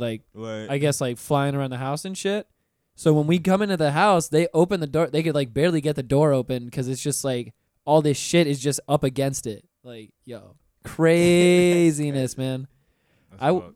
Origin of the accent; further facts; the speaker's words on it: Pensacola, Florida, United States; now in Orlando, United States; Florida born and raised